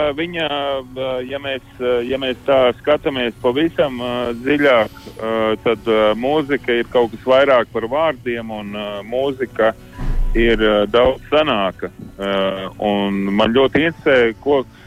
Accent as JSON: {"language": "Latvian", "country": "Latvia", "said": "mēs esam latvieši"}